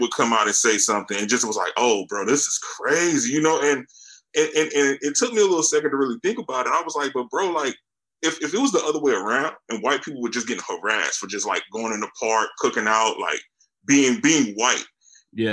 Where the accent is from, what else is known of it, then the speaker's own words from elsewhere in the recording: Charlotte, North Carolina, United States; now in Fayetteville, United States; I'm in North Carolina like uh, I'm actually in Fayetteville right now, but I'm from Charlotte